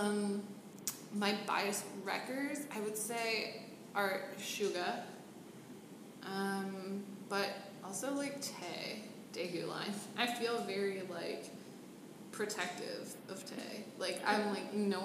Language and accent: English; Pittsburgh, Pennsylvania, United States; moved away as an adult; now in Washington, DC, United States; I'm originally from Pittsburgh, so I moved here about 6 months ago